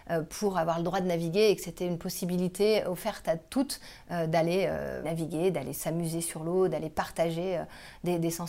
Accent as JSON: {"language": "French", "town": "Quimper", "region": "Brittany", "country": "France", "tie": "born there", "also_born_or_lived": "Tours / Compiègne / Lille / Toulouse", "said": "je suis née à Quimper, au hasard d'une mutation de mon père. Euh, j'ai habité partout, j'ai habité à Tours, j'ai habité à Compiègne, j'ai habité à Lille, j'ai habité à Toulouse."}